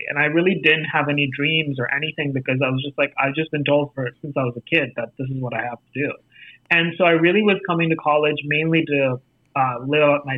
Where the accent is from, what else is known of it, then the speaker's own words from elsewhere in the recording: New Delhi, Delhi, India; accent: Indian; moved away as an adult; also born or lived in Los Angeles; now in United States; I grew up in India